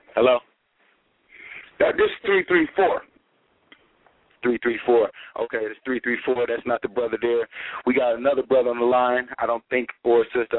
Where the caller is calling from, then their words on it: Millbrook, Alabama, United States; I'm calling from Millbrook, Alabama